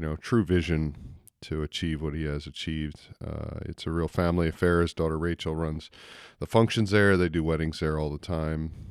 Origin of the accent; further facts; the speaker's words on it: United States; accent: American; my American accent